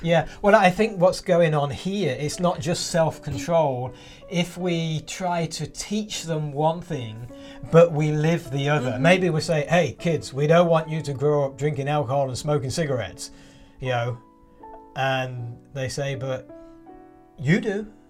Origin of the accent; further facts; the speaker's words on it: England, United Kingdom; moved away; I grew up in England